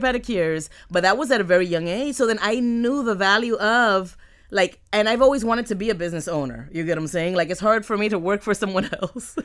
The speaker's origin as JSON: {"language": "English", "town": "Miami", "region": "Florida", "country": "United States", "tie": "born or raised there", "accent": "Miami", "said": "I'm from Miami. I am a Miami girl. I have a Miami accent."}